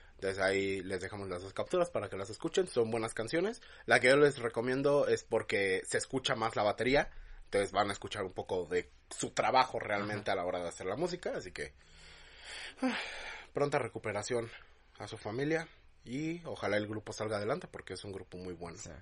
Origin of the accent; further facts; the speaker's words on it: Mexico; es acento de acá